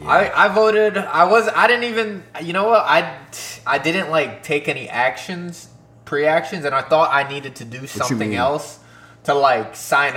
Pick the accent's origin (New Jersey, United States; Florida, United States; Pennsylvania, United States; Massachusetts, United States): Pennsylvania, United States; Kunkletown; now in Philadelphia, United States; My hometown, dog, yeah. Them niggas in Kunkletown, dog.